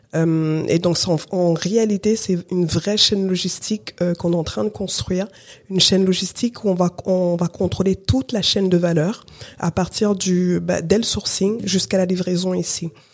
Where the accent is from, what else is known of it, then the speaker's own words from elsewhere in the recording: France; also born or lived in Cameroon; je suis née au Cameroun, euh, Katia est née au Congo, RDC, et euh, et on a grandi ici en France